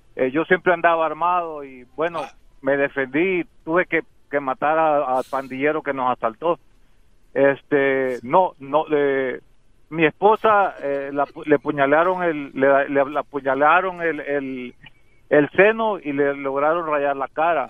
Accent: El Salvador; now in United States; yo soy salvadoreño

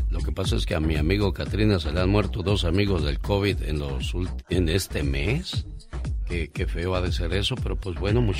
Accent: León, Guanajuato, Mexico; moved away; porque un día salí de León, Guanajuato, pero León, Guanajuato nunca salió de mí.

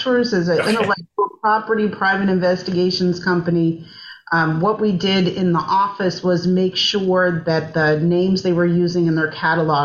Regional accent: North Carolina, United States; moved away as an adult; also born or lived in New Orleans, Louisiana; now in Georgia, United States; I grew up in North Carolina

